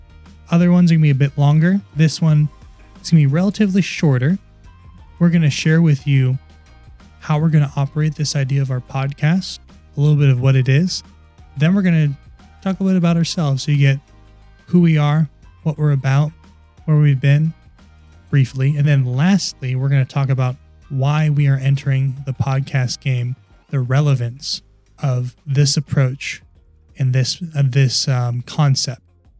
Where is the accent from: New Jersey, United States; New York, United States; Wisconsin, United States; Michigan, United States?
New York, United States; Long Island; I'm originally from Long Island, New York.